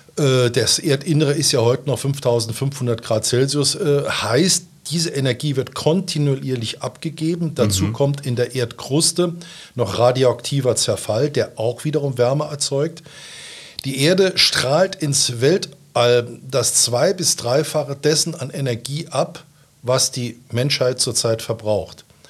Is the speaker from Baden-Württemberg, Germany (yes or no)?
no; Saarbrücken, Saarland, Germany; also born or lived in Clausthal; bin Saarbrücker, nach dem Abitur in Saarbrücken bin ich zur See gefahren